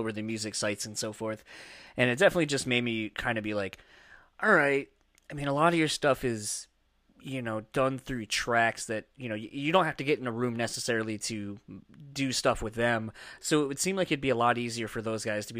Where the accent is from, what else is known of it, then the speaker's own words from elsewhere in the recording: East Coast, United States; now in Midwest, United States; growing up in the East Coast originally, living here in the Midwest